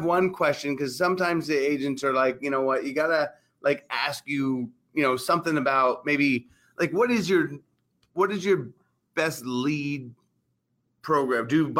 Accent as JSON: {"language": "English", "region": "Arizona", "country": "United States", "said": "We're from Arizona."}